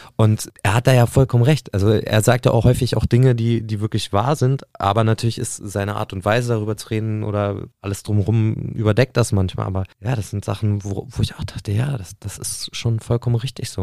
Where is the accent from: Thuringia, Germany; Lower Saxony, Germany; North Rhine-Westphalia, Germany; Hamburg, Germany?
Lower Saxony, Germany; Nienburg; ich bin ja in Nimburg aufgewachsen